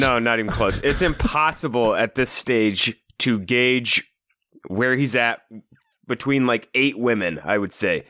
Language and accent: English; Iowa, United States; we're obviously from Iowa.